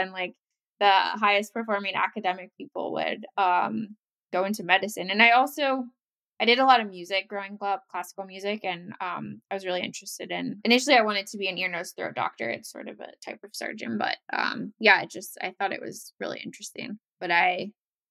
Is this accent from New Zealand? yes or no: no; Bexley, Ohio, United States; I grew up right outside Columbus, Ohio in a town called Bexley